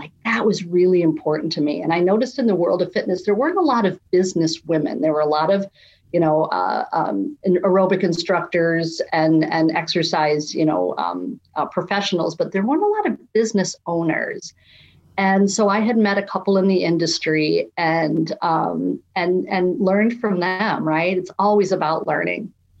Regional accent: Naperville, Illinois, United States; also born or lived in San Diego; I was born in San Diego. {S1} Yay. {S2} But I've been in Chicago or a suburb outside of Chicago in Naperville for most of my life.

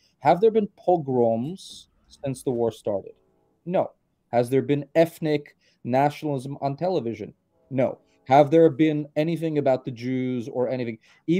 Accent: New York City, New York, United States; also born or lived in Uzbekistan; I grew up in New York City. I come from a political Russian American political family.

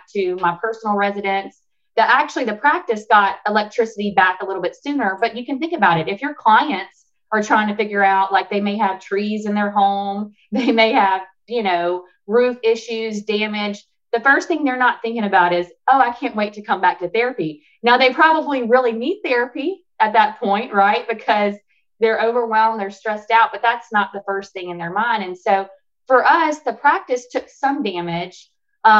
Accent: Alexandria, Louisiana, United States; moved away; I moved back to my hometown of Alexandria, Louisiana in 2019

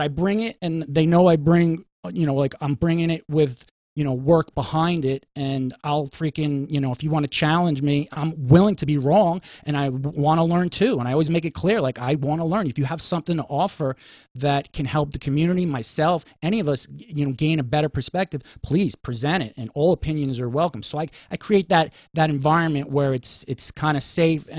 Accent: New York City, New York, United States; as a New Yorker

